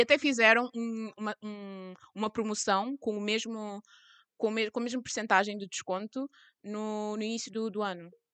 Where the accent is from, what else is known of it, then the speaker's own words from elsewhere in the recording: Cape Verde; eu sou cabo-verdiana